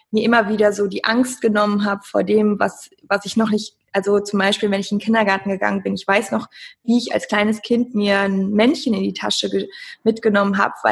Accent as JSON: {"language": "German", "town": "Cologne", "region": "North Rhine-Westphalia", "country": "Germany", "said": "Ich komme aus Köln und bin Sportwissenschaftlerin, Mentalcoach."}